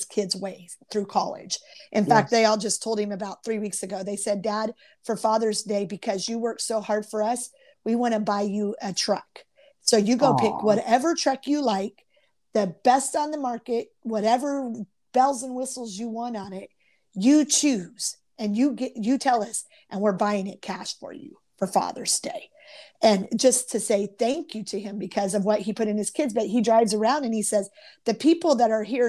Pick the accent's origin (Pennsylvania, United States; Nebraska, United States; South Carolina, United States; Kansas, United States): Kansas, United States; growing up in Midwest little Kansas, you know, where it's just your little community